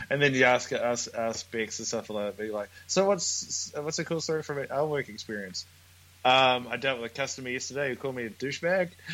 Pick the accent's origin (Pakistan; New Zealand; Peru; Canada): New Zealand; now in Brisbane, Australia; we're from New Zealand, but we're at the moment in Brisbane, in Australia